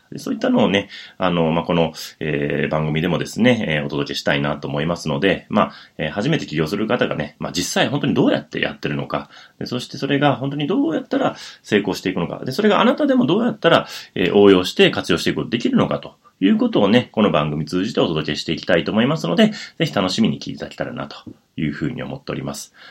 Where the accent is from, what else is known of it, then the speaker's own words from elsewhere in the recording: Wakayama, Japan; moved away as an adult; now in Tokyo, Japan; 千九百七十五年に和歌山県で生まれまして